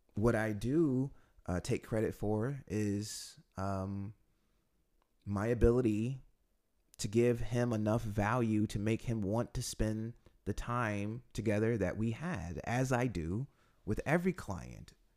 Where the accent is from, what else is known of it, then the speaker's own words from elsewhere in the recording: United States; now in Poland; being an American